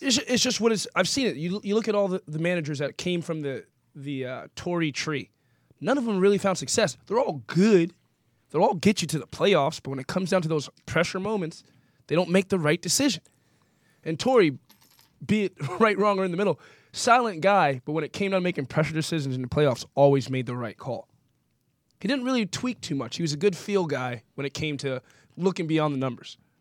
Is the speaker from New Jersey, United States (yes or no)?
yes; New Jersey, United States; also born or lived in Boston, United States; now in Los Angeles, United States; I grew up in South Jersey before I got to the Northeast